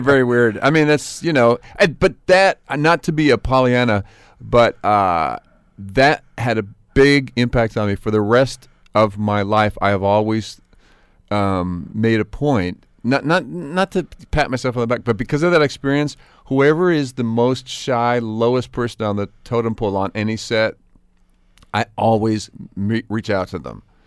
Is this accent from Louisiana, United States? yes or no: no; South Pasadena, California, United States; also born or lived in New York; it looks like the town I grew up